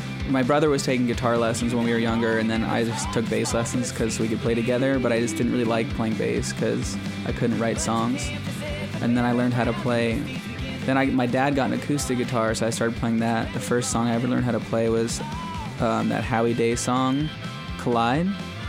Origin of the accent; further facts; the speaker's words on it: Belmont, California, United States; born there; I was born in Belmont, motherfucker.